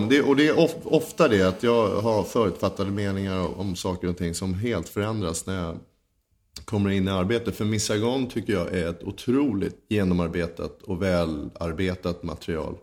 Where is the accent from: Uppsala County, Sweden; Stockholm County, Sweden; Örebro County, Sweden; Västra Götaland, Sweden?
Stockholm County, Sweden; Huddinge; född och uppvuxen i Huddinge 1975 föddes jag.